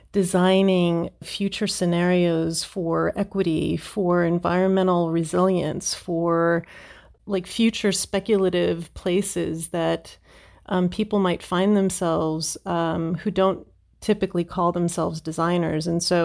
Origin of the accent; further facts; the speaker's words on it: New Jersey, United States; And I was born in New Jersey. I am what they call a Jersey girl.